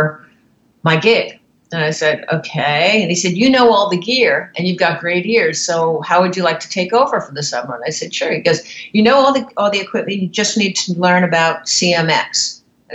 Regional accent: New York City, New York, United States; I started out in New York City. I grew up in New York.

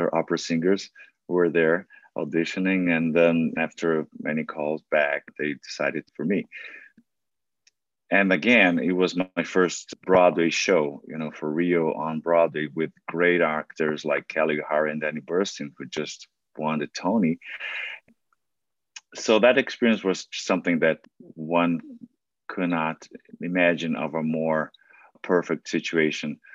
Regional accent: São Paulo, Brazil; first language Portuguese; English is a second language; moved away as an adult; now in New York, United States; I was born in a very little town in Brazil, in Sao Paulo

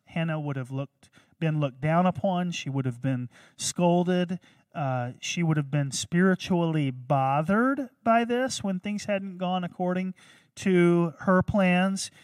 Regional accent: North Carolina, United States; born or raised there

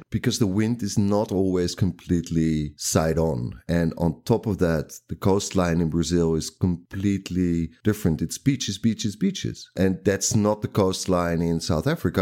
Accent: Netherlands; I can read Afrikaans because I'm from the from the Netherlands.

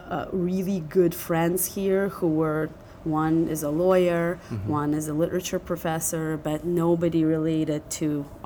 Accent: Philadelphia, Pennsylvania, United States; also born or lived in Russia; So I grew up in Philadelphia, two different neighborhoods. First, kind of immigrant neighborhood, mm-hmm. not downtown. And then at the age of 17, I started Penn and I moved to West Philly.

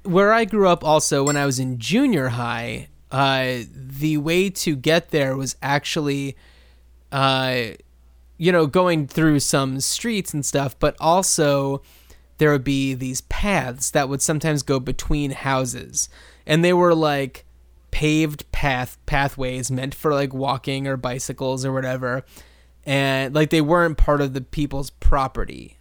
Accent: New Jersey, United States; Where I grew up in New Jersey

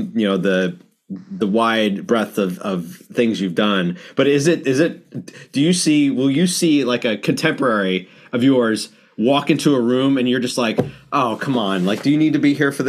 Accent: Locust Valley, New York, United States; I grew up in Locust Valley

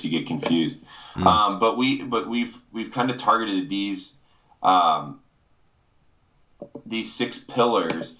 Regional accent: Winona Lake, Indiana, United States; moved away; I grew up in Indiana, an incredible family. I'm an only child and I was raised in the church. I actually come from Winona Lake, Indiana

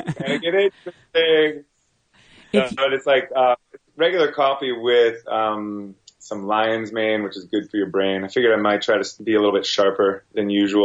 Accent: New York, United States; also born or lived in New Jersey; I was born in Jersey, Northern Jersey, lived in, over in Rockland County for a good portion of my life. And then my parents moved me up way upstate to like Cowtown, USA, up in, up near Hudson, New York

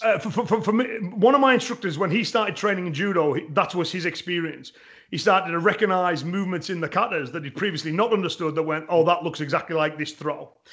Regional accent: England, United Kingdom; me as an Englishman

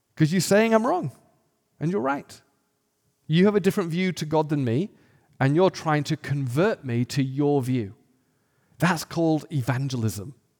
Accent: England, United Kingdom; I grew up in England where the predominant worldview was atheis-, atheism

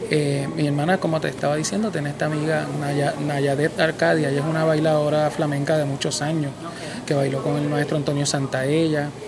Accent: Puerto Rico; yo nací aquí en Puerto Rico, o sea, yo me siento boricua.

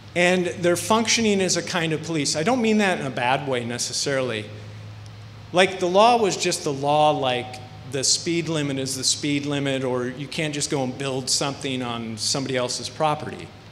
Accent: Iowa, United States; moved away as an adult; also born or lived in Long Beach, California / Paramount, California; We're from Iowa

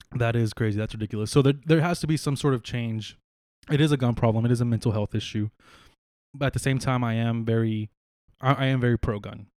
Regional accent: San Marcos, Texas, United States; born or raised there; also born or lived in San Antonio, Texas

